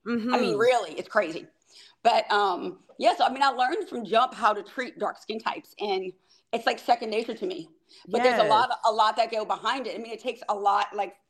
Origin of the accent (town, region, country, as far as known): New Orleans, Louisiana, United States; born or raised there; moved away